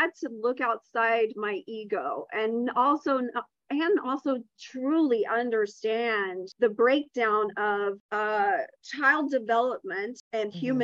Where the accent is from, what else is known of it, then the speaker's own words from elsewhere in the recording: the South, United States; I'm also from the South.